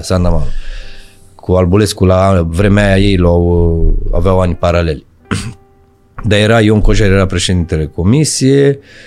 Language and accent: Romanian; Bucharest, Romania; eu am copilărit în Pantelimon, la Morarilor, Parcul da, Morarilor